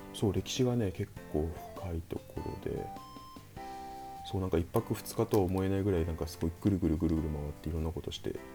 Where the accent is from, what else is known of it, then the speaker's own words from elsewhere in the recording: Shimane, Japan; moved away; 地元の島根の方